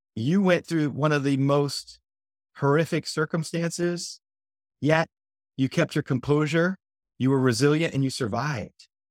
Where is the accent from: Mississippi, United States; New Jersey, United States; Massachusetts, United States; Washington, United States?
New Jersey, United States; now in Florida, United States; I'm from New Jersey myself originally before I came here to Florida